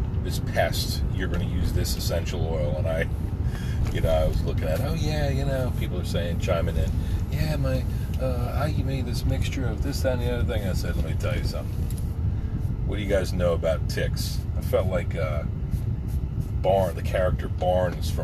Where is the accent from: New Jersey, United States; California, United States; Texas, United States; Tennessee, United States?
New Jersey, United States; Pine Barrens; I was a little boy growing up in the Pine Barrens